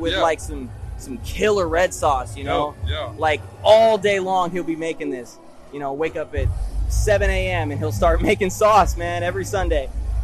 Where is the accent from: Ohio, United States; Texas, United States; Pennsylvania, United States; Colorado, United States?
Colorado, United States; Denver; I'm from Denver.